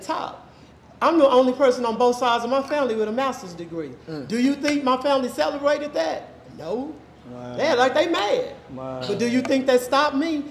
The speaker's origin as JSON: {"language": "English", "town": "Dallas", "region": "Texas", "country": "United States", "moved": "as an adult", "said": "I'm from Oak Cliff"}